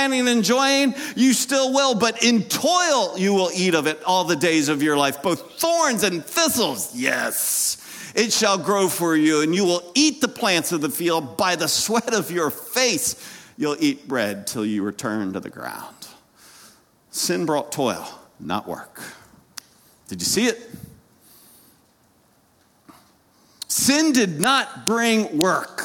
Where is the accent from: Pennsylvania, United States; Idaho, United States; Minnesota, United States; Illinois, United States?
Pennsylvania, United States; Lancaster County; I grew up in Lancaster County, Pennsylvania